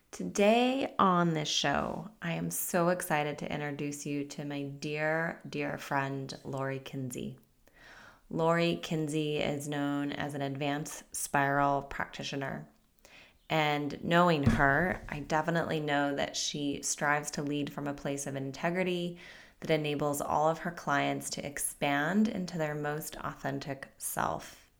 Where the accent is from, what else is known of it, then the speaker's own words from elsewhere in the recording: Utah, United States; And you were from Utah and I was from Utah.